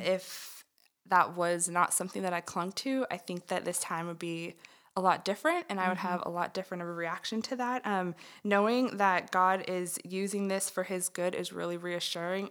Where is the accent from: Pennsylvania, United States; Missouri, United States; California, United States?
California, United States; moved away as an adult; now in Texas, United States; I am originally from California, um, and I came out to Texas in 2012 to go to school